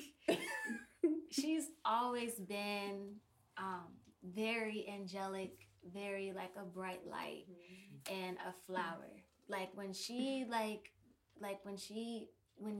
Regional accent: Flint, Michigan, United States; also born or lived in Minneapolis, Minnesota; now in Pittsburgh, United States; I was born there, and I was raised in Flint, Michigan

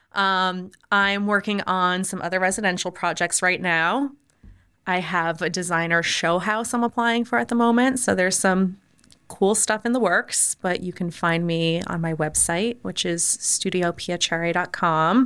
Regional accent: United States; moved away as an adult; now in Orlando, United States; I grew up right outside New York

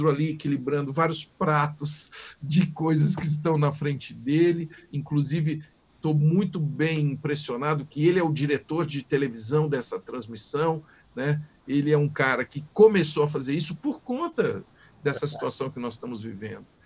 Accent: Tuverava, São Paulo, Brazil; E sou de Tuverava com muito orgulho. Quando eu falei de rádio, por exemplo, eu era aquele menininho lá de Tuverava, anos 60

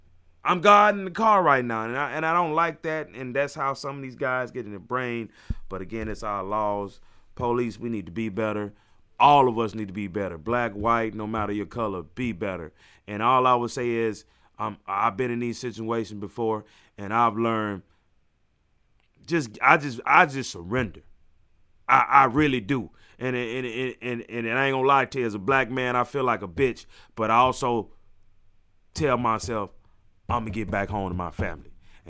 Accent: Mississippi, United States; Hey, I'm from Mississippi, man.

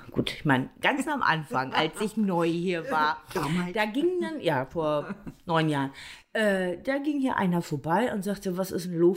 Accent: Bremen, Germany; born there; Ich bin einfach nur in Bremen geboren. Fertig aus.

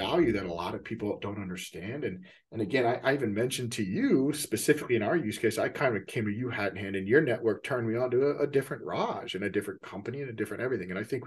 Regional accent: Texas, United States; now in Seattle, United States; I'm from Texas, you know, like I'm from the South

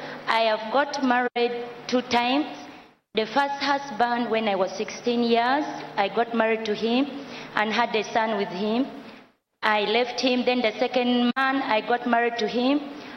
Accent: Uganda; from Uganda.

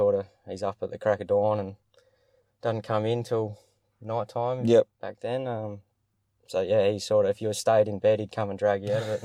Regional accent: Allendale, South Australia, Australia; Yeah, so I'm a local boy. I grew up down in Allendale, went to Allendale Primary School down there. Moved up, went to Mount High in year 8 from there, went on to there.

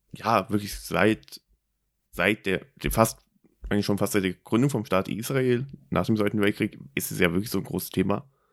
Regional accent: Germany; mein Heimatland, Deutschland

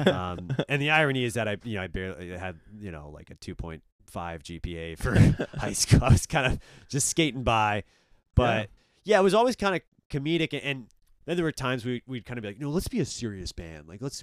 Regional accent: Belgium; I'd be like, oh, I'm from Belgium.

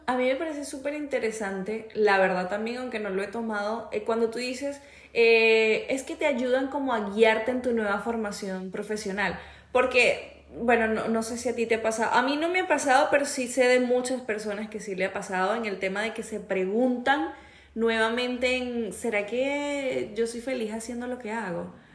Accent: Venezuela; moved away; trabajo con una chica venezolana igual que yo

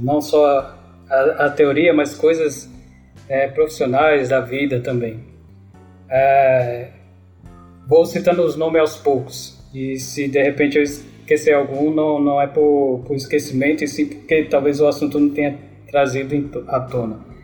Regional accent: Natal, Rio Grande do Norte, Brazil; moved away; also born or lived in São Paulo; nasci em São Paulo, mas praticamente fui criado em Natal, Rio Grande do Norte né? Me considero nordestino

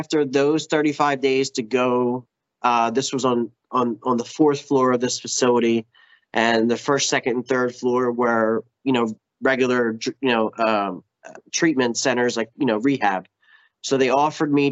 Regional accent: Philadelphia, Pennsylvania, United States; I'm from Philly, so I was going into meetings in Philly

